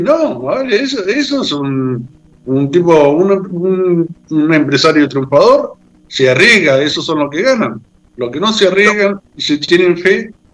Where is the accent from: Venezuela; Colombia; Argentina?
Argentina; los argentinos somos un poco